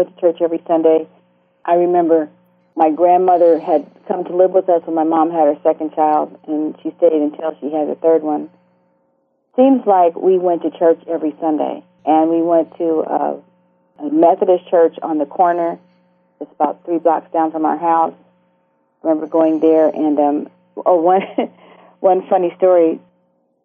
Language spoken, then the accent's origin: English; Los Angeles, California, United States; I grew up in Los Angeles, California, mid-city L.A.